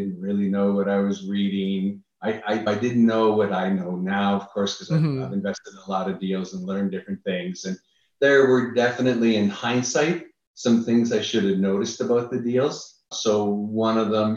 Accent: Niagara Falls, Ontario, Canada; moved away as an adult; now in United States; I'm originally from Canada.

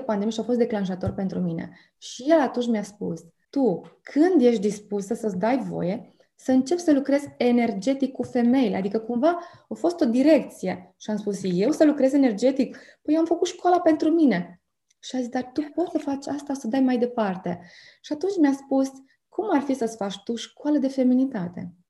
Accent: Bucharest, Romania; also born or lived in Ploiești; now in Arad, Romania; am copilărit prin București

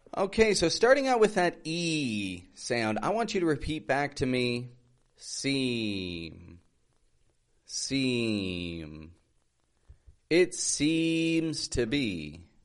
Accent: Toronto, Ontario, Canada; moved away as an adult; now in Mexico; I'm from Toronto, Canada, living in Mexico

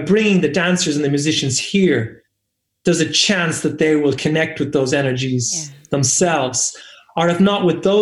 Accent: Ireland; also born or lived in England; I am Irish, and I know I was born here, and I grew up here

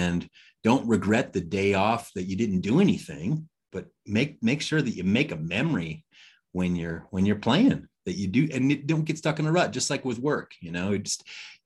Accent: Detroit, Michigan, United States; moved away; I'm from Detroit, Michigan, originally

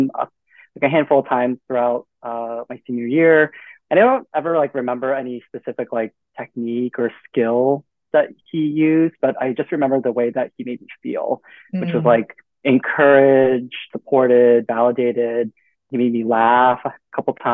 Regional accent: New York City, New York, United States; moved away as an adult; born and raised in Queens

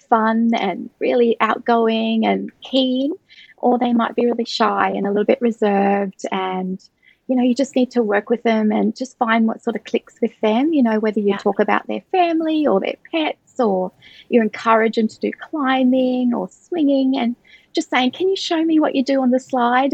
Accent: Brisbane, Queensland, Australia; here in Australia, so I'm from Australia, from Brisbane in Queensland

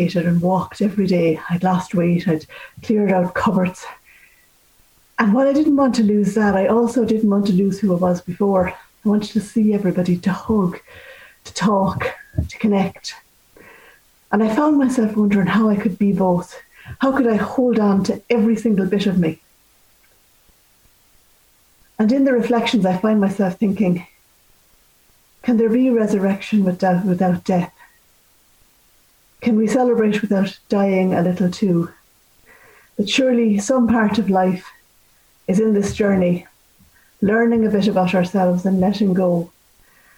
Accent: Ireland; as Irish people

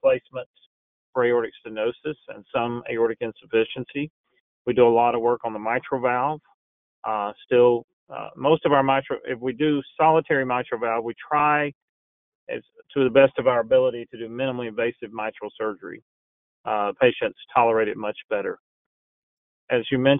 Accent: Texas, United States; moved away; I grew up in Texas.

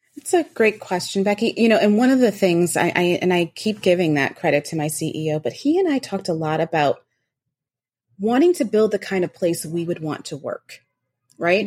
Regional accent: Rochester, New York, United States; I grew up in Western New York, um, Rochester, New York

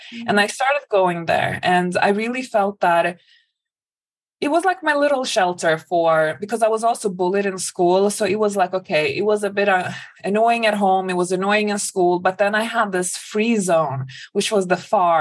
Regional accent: a suburb outside of Stockholm, Stockholm County, Sweden; moved away; So I grew up in Sweden. I grew up in a suburb outside of Stockholm

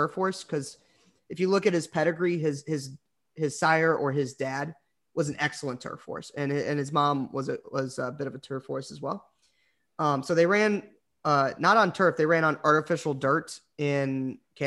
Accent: Chicago, Illinois, United States; we're from Chicago

